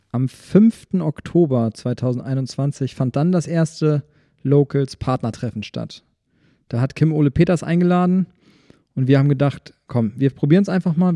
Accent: Schwarzenberg, Saxony, Germany; ich bin auch in Schwarzweg aufgewachsen

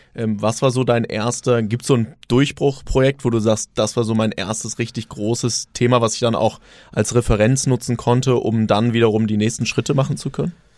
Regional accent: Germany; als, als Deutsche

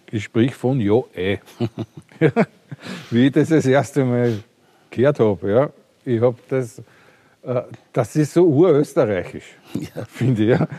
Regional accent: Austria; Ich bin aus Österreich.

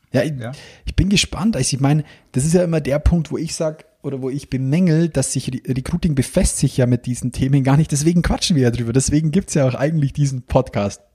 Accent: Bavaria, Germany; wie bei uns daheim

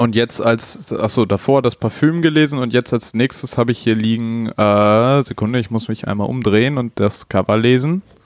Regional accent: Hamburg, Germany; bei mir oder bei uns in Hamburg

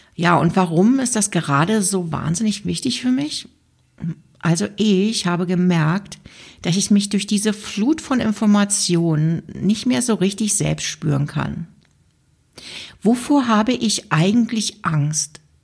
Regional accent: Germany; now in Switzerland; weil ich in der Schweiz lebe und mich natürlich auch interessiert, was in meiner Heimat gerade so passiert

